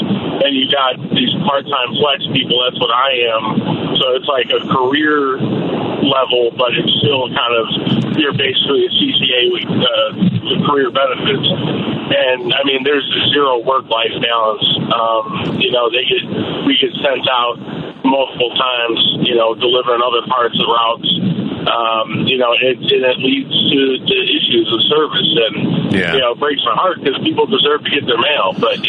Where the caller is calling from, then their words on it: Naperville, Illinois, United States; I'm calling from Naperville.